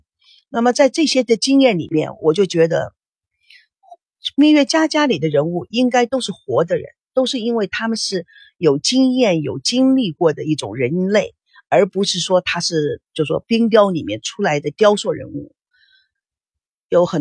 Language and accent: Chinese; United States; Chinese is a second language; also born or lived in Taiwan; now in China; 我是从美国来的，美国到了台湾，美国到了大陆